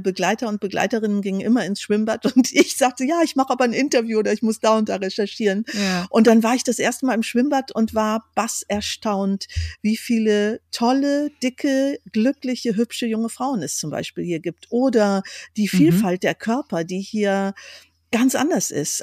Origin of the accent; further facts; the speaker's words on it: Tecklenburger Land, North Rhine-Westphalia, Germany; moved away as an adult; now in Iceland; dort, wo ich herkomme, aus dem Tecklenburger Land.